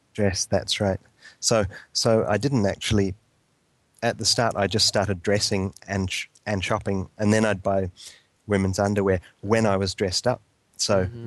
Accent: New Zealand; moved away; I went back to New Zealand

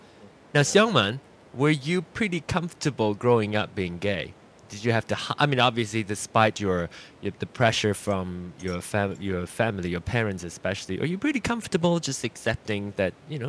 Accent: Malaysia; So my parents grew up in Malaysia, was born in Malaysia. I was born in Malaysia as well. So I knew what it's like growing up being gay and in Asia.

